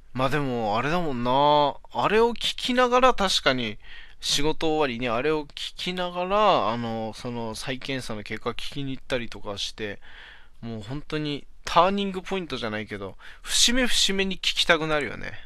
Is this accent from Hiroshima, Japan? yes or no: no; Aomori, Japan; 俺の地元 のね、青森